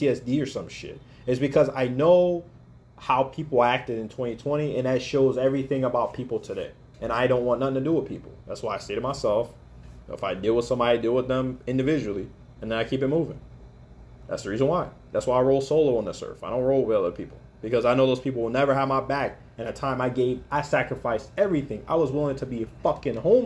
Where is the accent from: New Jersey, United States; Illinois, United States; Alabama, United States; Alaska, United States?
Alaska, United States; I grew up in Alaska